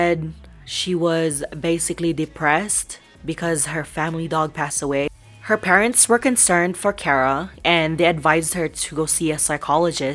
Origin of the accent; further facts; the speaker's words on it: Colorado, United States; I'm from Colorado